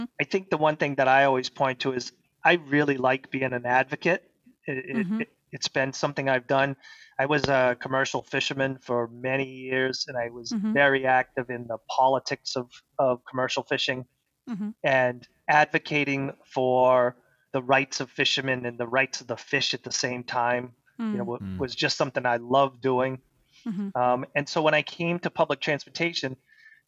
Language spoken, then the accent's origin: English; Saco, Maine, United States; also born or lived in Old Orchard Beach, Maine; I grew up in Camp Ellis, so I've been at the beach all my life. I live in Old Orchard now